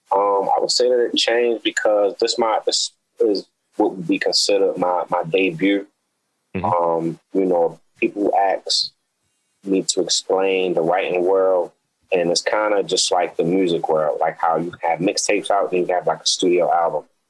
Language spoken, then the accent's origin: English; Baltimore, Maryland, United States; growing up in Baltimore, living in Baltimore